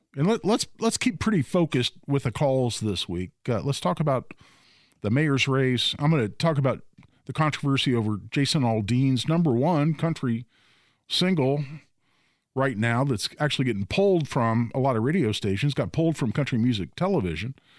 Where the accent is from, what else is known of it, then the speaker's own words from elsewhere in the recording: Carmel, Indiana, United States; also born or lived in Beech Grove, Indiana; now in Zionsville, United States; I grew up in Carmel.